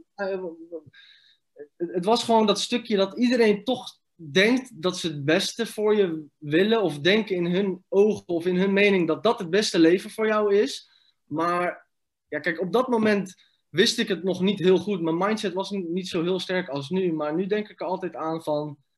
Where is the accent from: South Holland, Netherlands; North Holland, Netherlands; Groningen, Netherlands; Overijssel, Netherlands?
South Holland, Netherlands; Rotterdam; also born or lived in Iraq / village near Noordwijk aan Zee / Leiden; hebben we een huisje gekregen in Rotterdam. Daar hebben we zes jaar gewoond. Toen zijn we verhuisd naar een klein dorpje in de buurt van Noordwijk aan Zee, Leiden. En ik was 10, 11 jaar toen we daarheen